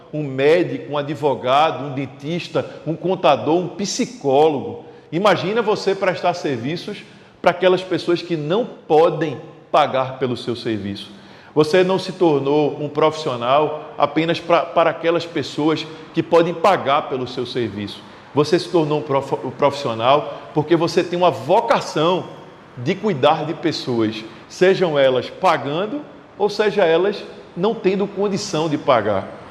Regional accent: Recife, Pernambuco, Brazil; Eu sou do Recife, moro no Recife

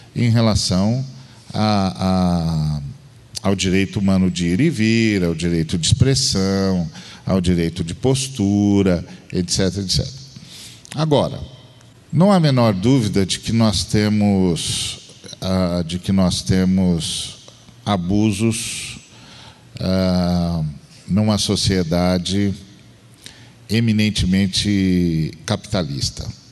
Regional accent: Uberlândia, Minas Gerais, Brazil; de Berlândia

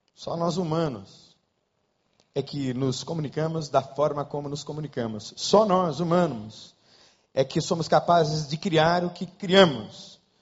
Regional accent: Brazil; also born or lived in Rio de Janeiro; nós brasileiros

